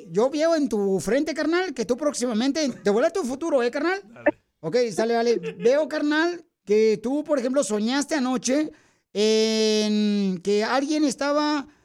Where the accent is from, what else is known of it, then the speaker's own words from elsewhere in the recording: Matamoros, Tamaulipas, Mexico; now in Dallas, United States; ¿A qué venimos de Matamoros, Tamaulipas, a Dallas, Texas, Estados Unidos? A triunfar.